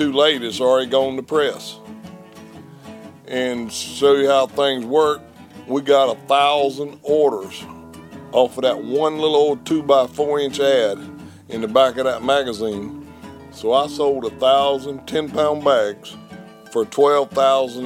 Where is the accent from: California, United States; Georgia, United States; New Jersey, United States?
Georgia, United States; Reidsville; accent: deep Georgia drawl; I was born in Reeseville, Georgia, which is not but 7 miles from here.